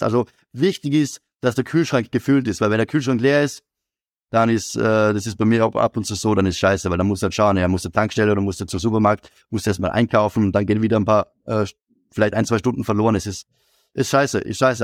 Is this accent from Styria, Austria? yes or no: yes; Graz, Styria, Austria; ich komme aus Graz